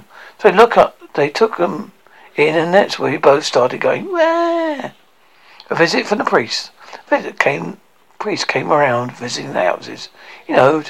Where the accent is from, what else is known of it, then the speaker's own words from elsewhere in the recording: Glasgow, Scotland, United Kingdom; I usually don't enjoy performing Glasgow very much. It's because it's my hometown, which is really difficult when you're a comedian, because you can't lie about your hometown.